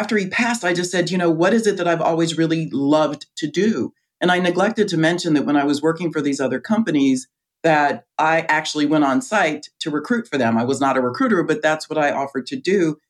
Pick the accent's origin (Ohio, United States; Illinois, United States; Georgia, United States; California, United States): California, United States; Riverside; moved away as an adult; also born or lived in Chicago; I grew up in Riverside, California.